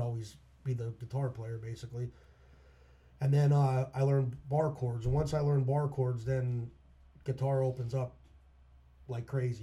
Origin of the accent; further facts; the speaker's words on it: Minersville, Pennsylvania, United States; also born or lived in Shenandoah, Pennsylvania / Mount Carmel, Pennsylvania / Schuylkill County; when I was in third grade, we moved to Minersville, um, and I've been residing there ever since. So I'll pretty much say I'm from Minersville, basically.